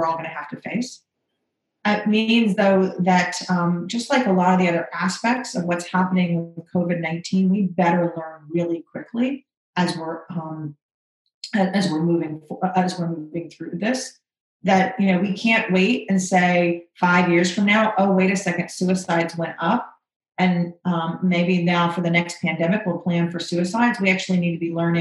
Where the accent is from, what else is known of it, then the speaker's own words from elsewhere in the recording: Orlando, Florida, United States; now in North Carolina, United States; I grew up in Orlando, or I actually went to Winter Park High School